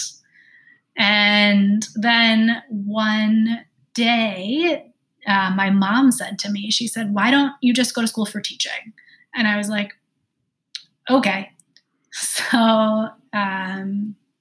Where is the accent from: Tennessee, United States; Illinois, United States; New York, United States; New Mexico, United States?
New York, United States; New York City; also born or lived in Long Island, New York; I grew up in Queens, New York. Then we moved to Long Island.